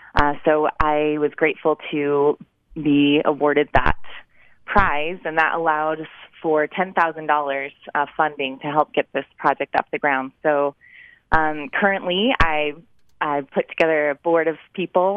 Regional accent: Cache Valley, Utah, United States; I am from Cache Valley

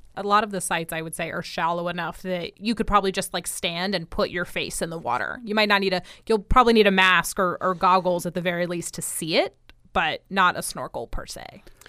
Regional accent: New Jersey, United States; now in Florida, United States; I grew up in New Jersey

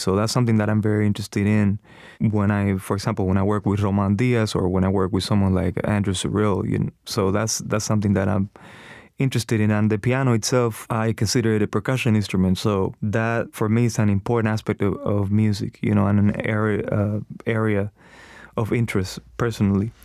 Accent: Cuba; now in United States; I'm from Cuba, so I try to study different things that I grew up

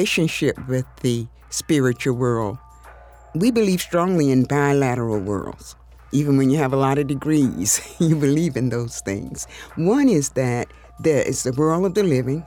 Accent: South Carolina, United States; also born or lived in Atlanta, Georgia / Illinois; I grew up in South Carolina

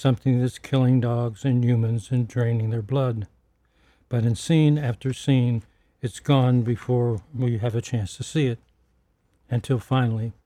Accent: Pittsburgh, Pennsylvania, United States; When I was growing up in Pittsburgh, there were four movie houses on my working class South Side

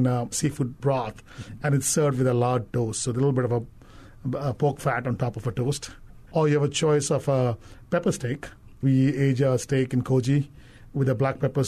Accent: Andaman and Nicobar Islands, India; also born or lived in Caribbean; now in Hawaii, United States; in India, when I grew up in Andaman Islands

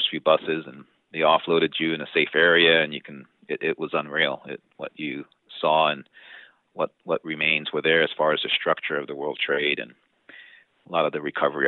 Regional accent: New York City, New York, United States; growing up in the Bronx

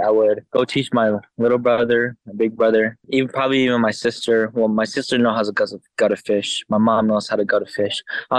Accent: Albuquerque, New Mexico, United States; I am from Albuquerque, New Mexico. I was born and raised here ever since I was a baby.

